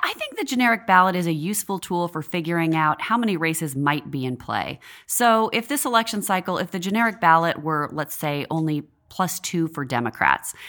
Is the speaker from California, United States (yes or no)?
no; Washington, United States; moved away as an adult; now in Washington, D.C., United States; I worked on a house race in my home state of Washington State, um, when I was still in college.